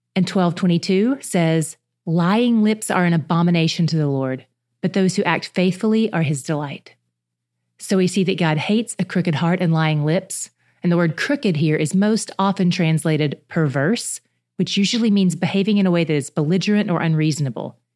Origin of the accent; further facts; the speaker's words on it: the South, United States; I grew up in the South